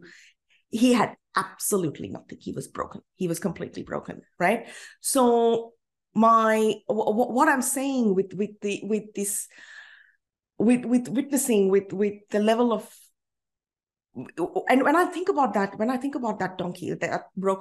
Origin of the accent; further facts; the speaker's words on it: India; now in Australia; As an Indian citizen